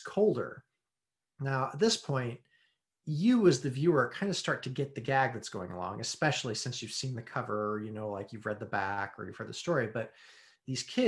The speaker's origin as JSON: {"language": "English", "country": "United States", "said": "I'm American"}